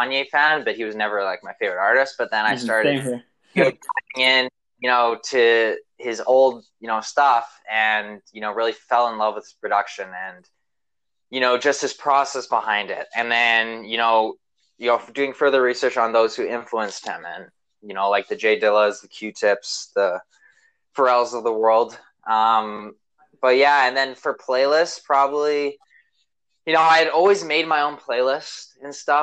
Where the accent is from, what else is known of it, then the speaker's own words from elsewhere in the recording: Vancouver, British Columbia, Canada; I'm from Vancouver, Canada